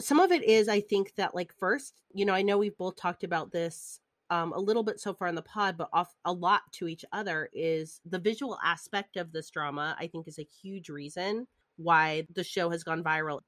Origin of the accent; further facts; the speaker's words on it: outside of Detroit, Michigan, United States; I grew up outside of Detroit where all the car places were